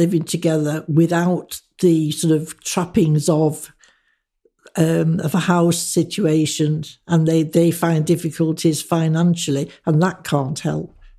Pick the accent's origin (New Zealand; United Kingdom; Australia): United Kingdom; Manchester, North West England; moved away as an adult; also born or lived in Birmingham / Sutton Coldfield / Leeds; now in Harrogate, United Kingdom; when I left school, which was a school run by nuns in Manchester